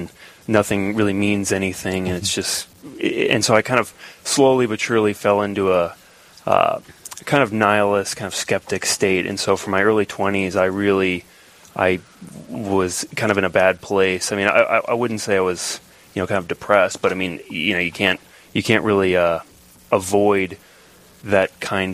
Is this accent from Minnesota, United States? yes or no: yes; St. Anthony, Minnesota, United States; also born or lived in St. Paul, Minnesota / Eau Claire, Wisconsin; now in Rochester, United States; I was born in St. Paul. I lived in Eau Claire, Wisconsin for a few years, and then I think the longest in St. Anthony, Minnesota, so just outside of Northeast